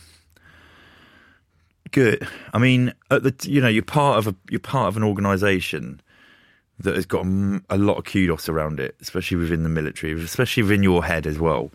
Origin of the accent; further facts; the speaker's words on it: Luton, East of England, United Kingdom; growing up in Luton